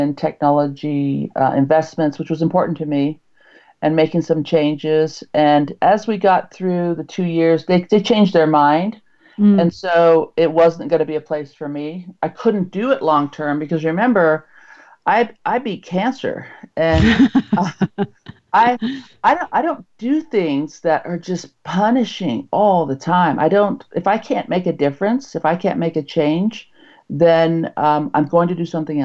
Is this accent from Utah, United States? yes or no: yes; Utah, United States; I'm from Utah